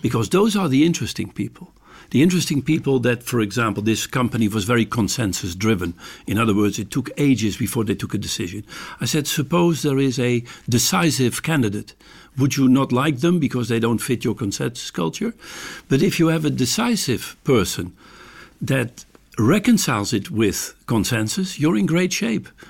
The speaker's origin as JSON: {"language": "English", "town": "Amsterdam", "region": "North Holland", "country": "Netherlands", "said": "I'm from Amsterdam"}